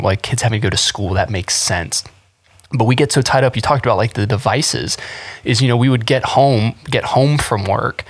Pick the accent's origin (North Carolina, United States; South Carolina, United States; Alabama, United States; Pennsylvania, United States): North Carolina, United States; I grew up in North Carolina.